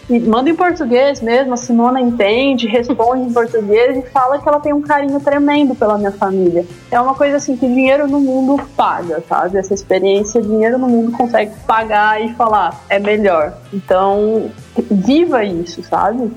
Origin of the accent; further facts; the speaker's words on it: Ribeirão Preto, São Paulo, Brazil; Ribeirão, de onde eu sou, no interior de São Paulo